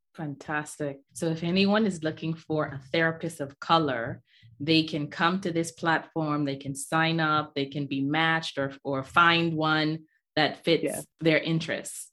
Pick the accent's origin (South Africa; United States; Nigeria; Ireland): Nigeria; also born or lived in Bahamas; I'm from Nigeria. My dad's from Nigeria. My mom's from the Bahamas